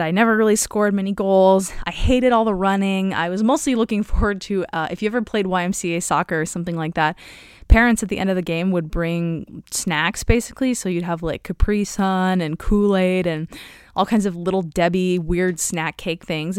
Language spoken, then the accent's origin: English; Omaha, Nebraska, United States; moved away as an adult; also born or lived in Evanston, Illinois; I was coming from Omaha, Nebraska, where basically you drive everywhere.